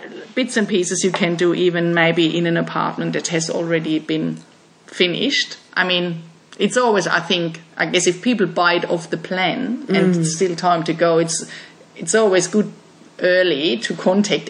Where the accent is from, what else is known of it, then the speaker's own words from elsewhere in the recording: Germany; moved away as an adult; I'm from Germany, so we had in our houses, in the last ones we lived in, modern, like new apartments in our house, we always had wall-hung toilets. And then I came here